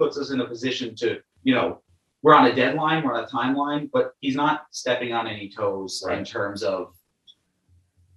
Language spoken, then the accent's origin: English; New York City, New York, United States; I'm from Brooklyn